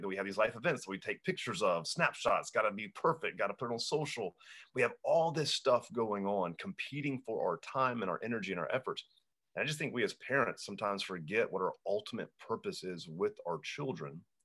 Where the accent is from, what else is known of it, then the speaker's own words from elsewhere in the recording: Hanahan, South Carolina, United States; my hometown, Hanahan, South Carolina